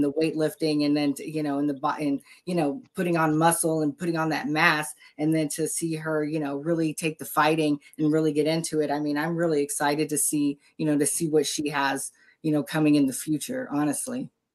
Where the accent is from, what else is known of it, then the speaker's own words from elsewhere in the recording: Texas, United States; my southern roots. You know, I come from Texas, like the Texas Tank.